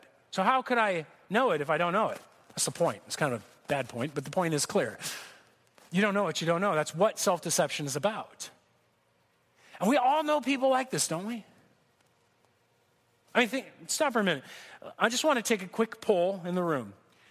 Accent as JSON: {"language": "English", "town": "Corona", "region": "California", "country": "United States", "tie": "born or raised there", "said": "I grew up here in Corona"}